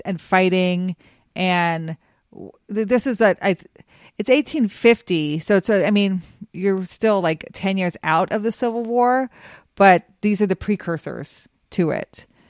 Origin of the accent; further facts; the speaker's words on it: Cheyenne, Wyoming, United States; moved away; also born or lived in Memphis; I grew up in Cheyenne, Wyoming